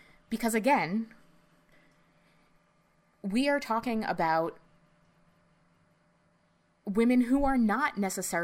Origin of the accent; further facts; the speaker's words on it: United States; us growing up in the New York metropolitan area